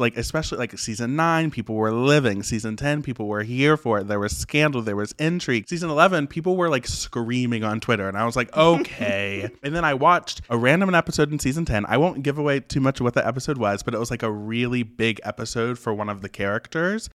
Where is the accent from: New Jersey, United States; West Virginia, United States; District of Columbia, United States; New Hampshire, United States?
West Virginia, United States; I was born and raised in West Virginia, super small town, super rural area.